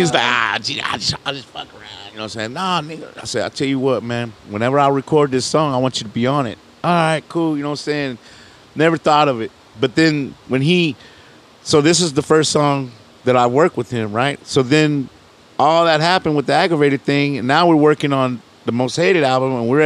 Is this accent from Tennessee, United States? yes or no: no; Houston, Texas, United States; I came up from Magnolia, Deuce Court, all in that area, Navigation, you know what I'm saying, and Canal.